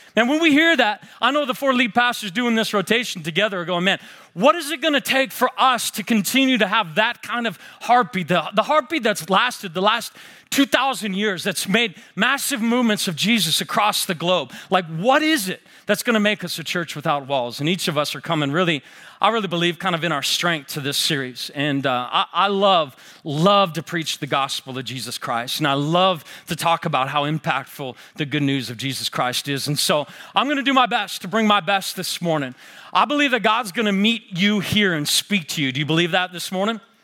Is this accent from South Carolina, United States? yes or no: no; Seattle, Washington, United States; now in Spokane, United States; I grew up in the Seattle area. I live in Spokane now.